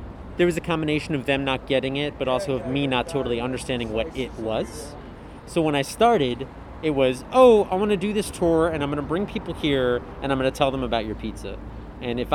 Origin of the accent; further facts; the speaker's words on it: United States; I'm American